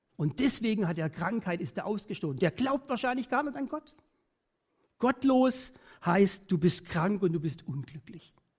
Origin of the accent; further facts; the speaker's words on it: Germany; Bei uns in Deutschland